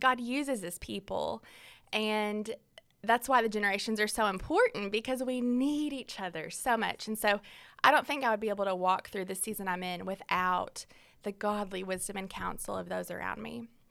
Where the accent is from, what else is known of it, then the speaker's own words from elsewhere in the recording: Fort Smith, Arkansas, United States; I am from Fort Smith, Arkansas, born and raised there